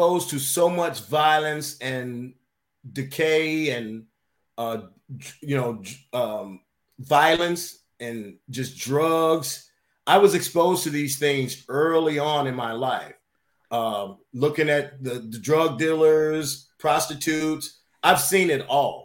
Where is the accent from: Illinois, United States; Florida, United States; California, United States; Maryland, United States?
Illinois, United States; Chicago; I was born and raised in Chicago, Illinois